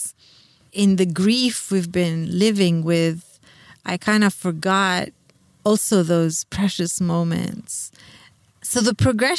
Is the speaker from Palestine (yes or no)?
yes; Palestine